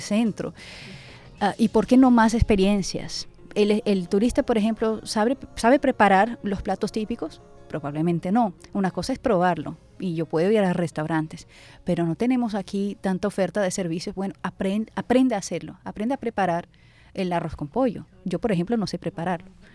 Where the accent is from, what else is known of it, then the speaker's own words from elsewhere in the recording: Porto Alegre, Rio Grande do Sul, Brazil; Spanish is a second language; now in Barranquilla, Colombia; Yo soy de Porto Alegre, Brasil